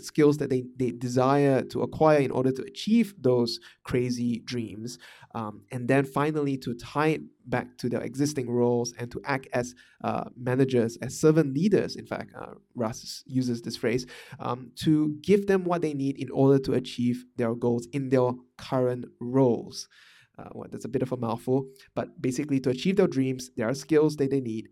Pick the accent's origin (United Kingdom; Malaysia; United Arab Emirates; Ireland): Malaysia; moved away; also born or lived in Singapore / Vietnam; I'm Malaysian, m, uh, and I come from a small town in Malaysia